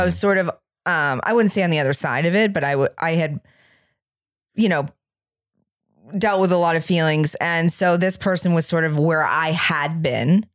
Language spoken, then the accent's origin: English; Maine, United States; from where I grew up in Maine